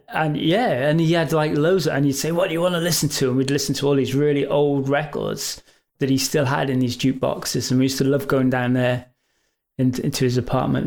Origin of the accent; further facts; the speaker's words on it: England, United Kingdom; we're from England.